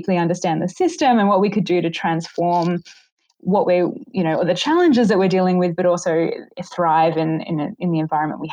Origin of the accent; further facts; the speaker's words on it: Australia; now in Vancouver, Canada; from Australia. I'm Australian